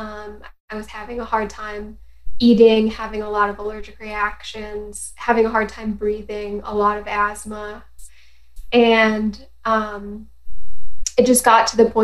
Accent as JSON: {"language": "English", "town": "Ticonderoga", "region": "New York", "country": "United States", "tie": "born or raised there", "said": "I grew up in a little town called Ticonderoga, New York."}